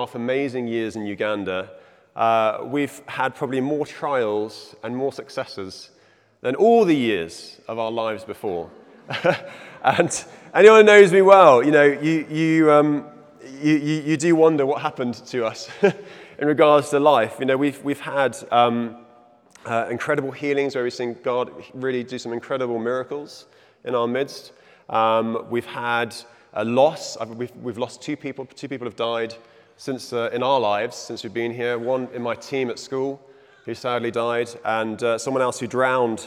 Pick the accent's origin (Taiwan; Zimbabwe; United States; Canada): Zimbabwe; moved away; also born or lived in England; I was born in Zimbabwe. It's in my blood. My father was born in Zimbabwe